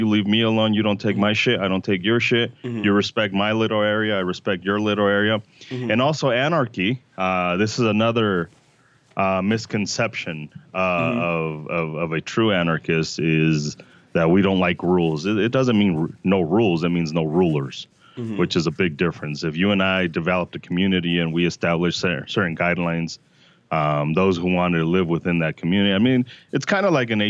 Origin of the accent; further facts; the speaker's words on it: Denver, Colorado, United States; Yeah, I was born and raised here in Denver, but we did have to go back to Mexico.